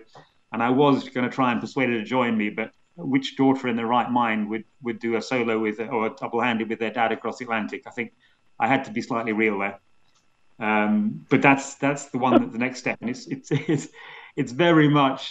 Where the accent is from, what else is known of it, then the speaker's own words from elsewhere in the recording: Scotland, United Kingdom; I have a Welsh grandfather, an Irish grandfather, and I grew up in Scotland